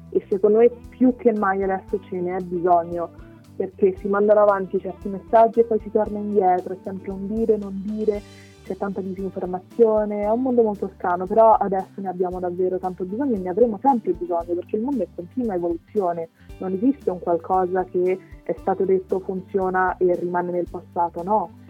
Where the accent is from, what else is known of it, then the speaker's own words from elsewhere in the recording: Rome, Lazio, Italy; ho 20 anni, sono di Roma